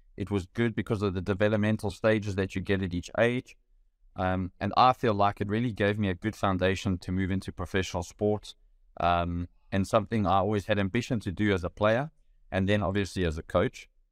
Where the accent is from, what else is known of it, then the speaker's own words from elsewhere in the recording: Benoni, Gauteng, South Africa; A very proud Benonian